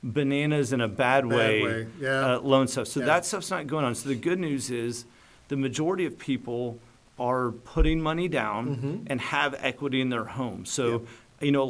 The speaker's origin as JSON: {"language": "English", "town": "Dallas", "region": "Texas", "country": "United States", "tie": "born or raised there", "said": "I was born and raised in Dallas in the Preston Hollow area"}